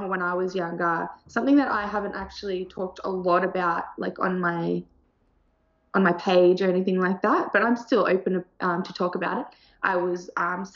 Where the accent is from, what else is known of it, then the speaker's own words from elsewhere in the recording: Sydney, New South Wales, Australia; also born or lived in Thailand; I'm from Australia. I grew up in Sydney, in the South Sydney area.